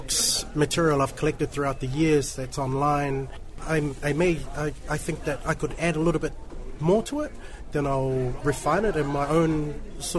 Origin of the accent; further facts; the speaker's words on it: New Zealand; Grew up in New Zealand, born and raised in New Zealand